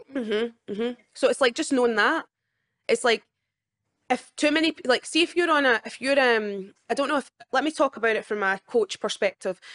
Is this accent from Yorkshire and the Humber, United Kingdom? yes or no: no; Scotland, United Kingdom; my whole life in Scotland